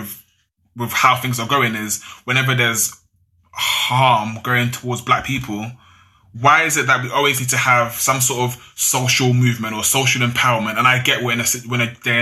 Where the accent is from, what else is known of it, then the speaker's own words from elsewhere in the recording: London, United Kingdom; if my parents actually didn't come to UK, like to London